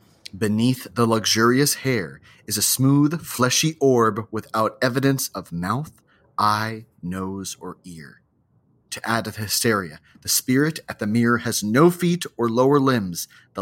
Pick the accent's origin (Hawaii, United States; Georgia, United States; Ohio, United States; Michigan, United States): Hawaii, United States; I wanted to share a story from another book that filled my childhood growing up in Hawaii with a number of terrors, both large and small.